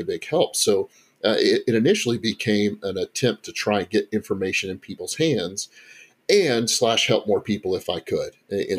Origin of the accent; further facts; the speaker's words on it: Texas, United States; moved away as an adult; also born or lived in Kentucky; now in Central Kentucky, United States; I was born and raised in Texas, but came here back in 2002 with some family